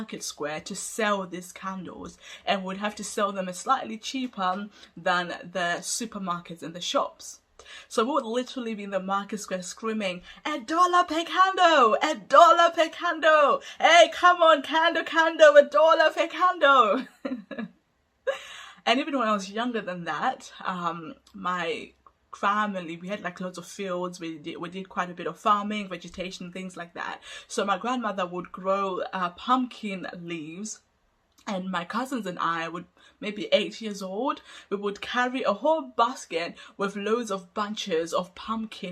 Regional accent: Zimbabwe; also born or lived in Hungary; now in United Kingdom; I come from Zimbabwe and I grew up in poverty-stricken

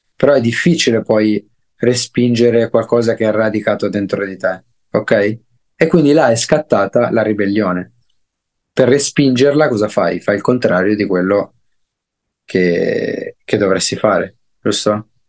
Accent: Nova Milanese, Lombardy, Italy; also born or lived in Desio; io sono cresciuto a Nova Milanese, un paesino in Brianza. Sono nato a Desio, ma sono cresciuto a Nova Milanese.

